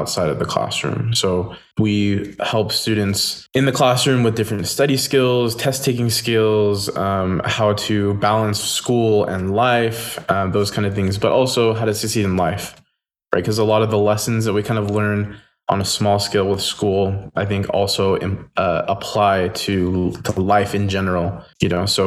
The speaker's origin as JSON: {"language": "English", "town": "Morgan", "region": "Utah", "country": "United States", "lives_now": "Orem, United States", "said": "Originally, I'm from Morgan, Utah, which is kind of up north, but I live now with my wife in Orem, Utah"}